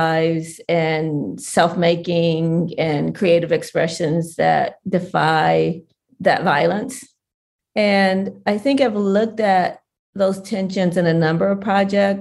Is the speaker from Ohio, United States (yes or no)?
yes; Southwest Ohio, United States; where we grew up in Southwest Ohio